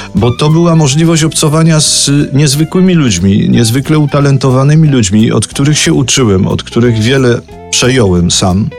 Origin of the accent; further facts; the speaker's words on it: Kraków, Lesser Poland, Poland; to jest moje rodzinne miasto i jestem do niego przywiązany